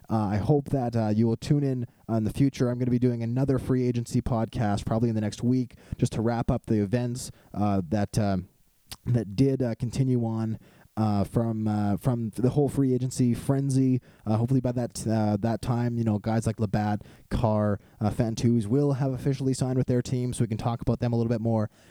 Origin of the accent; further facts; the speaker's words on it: Canada; this wonderful game that we have north of the border, known as Canadian football.